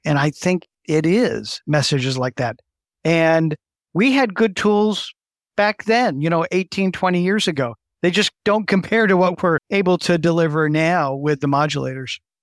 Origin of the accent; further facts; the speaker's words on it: West Michigan, United States; also born or lived in Cleveland, United States / Baltimore, United States; I grew up in the West Michigan area